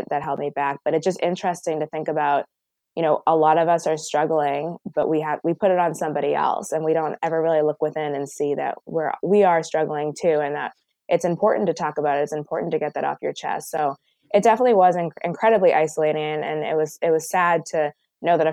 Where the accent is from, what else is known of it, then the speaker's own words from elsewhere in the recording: Boston, Massachusetts, United States; also born or lived in Connecticut; I live in Boston now, and I grew up in Boston, and I went to school in Connecticut